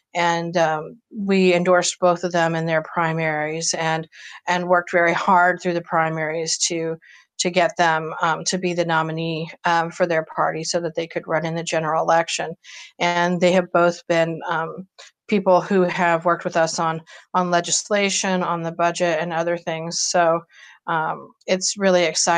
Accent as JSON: {"language": "English", "town": "Akron", "region": "Ohio", "country": "United States", "tie": "born or raised there", "said": "my hometown, for my community"}